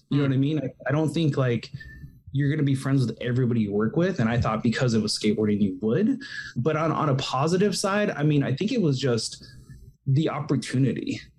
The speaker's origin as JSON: {"language": "English", "region": "California", "country": "United States", "said": "But you know, I didn't live in California at the time. Like this is, I was from California"}